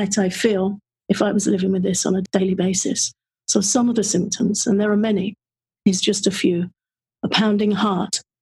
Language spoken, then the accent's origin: English; England, United Kingdom; being of an English birth in England